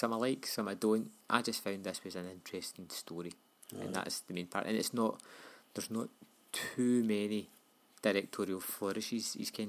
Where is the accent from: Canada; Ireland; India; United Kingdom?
United Kingdom; Scotland; I'm Scottish